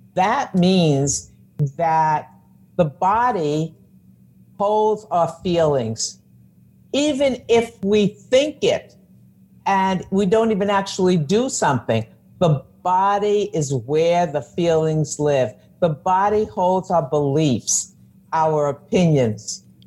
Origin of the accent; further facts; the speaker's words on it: New York, United States; I'm a New Yorker